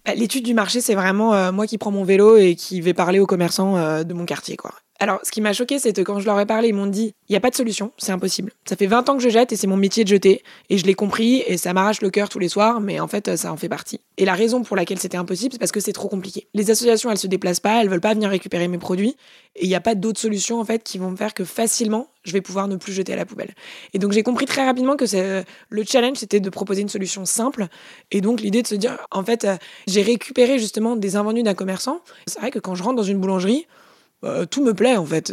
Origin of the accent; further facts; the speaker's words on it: Paris, Île-de-France, France; Je suis née à Paris avec des parents qui ont pu me payer mes études.